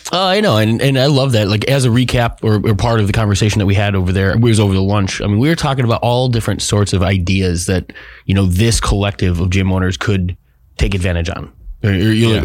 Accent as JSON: {"language": "English", "region": "Midwest", "country": "United States", "tie": "born or raised there", "moved": "yes", "lives_now": "Arizona, United States", "said": "I come from the Midwest"}